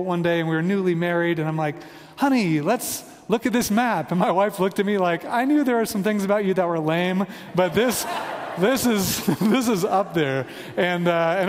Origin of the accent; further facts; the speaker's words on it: Kansas City, United States; moved away as an adult; also born or lived in Virginia Beach, Virginia; now in Denver, United States; we are from Kansas City, a suburb of Kansas City